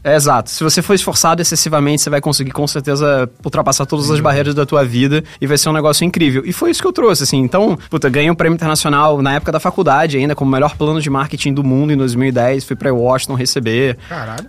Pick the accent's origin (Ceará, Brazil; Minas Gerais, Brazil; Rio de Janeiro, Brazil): Rio de Janeiro, Brazil; moved away as an adult; now in São Paulo, Brazil; eu sou carioca, mas eu tô aqui há 10 anos já em São Paulo